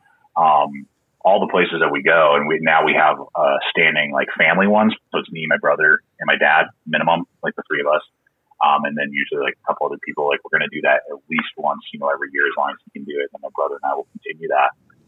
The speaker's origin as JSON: {"language": "English", "town": "San Diego", "region": "California", "country": "United States", "moved": "yes", "lives_now": "Colorado, United States", "said": "I was not. I'm actually a transplant from California. That's where I was born, is in San Diego. And then in 1994, my dad got a job. His company was transferring him."}